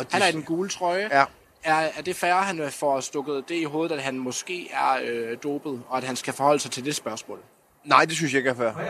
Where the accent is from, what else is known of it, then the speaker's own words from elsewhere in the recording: North Jutland, North Denmark Region, Denmark; jeg er fra Nordjylland.